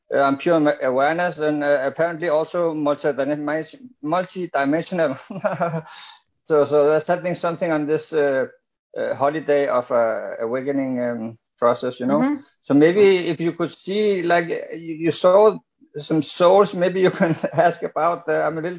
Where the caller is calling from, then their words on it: Denmark; I'm calling from Denmark.